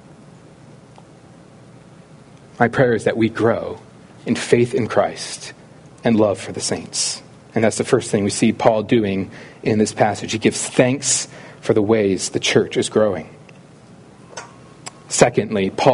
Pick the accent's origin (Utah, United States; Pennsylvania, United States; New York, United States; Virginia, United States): Pennsylvania, United States; Philadelphia; I grew up in the Philly area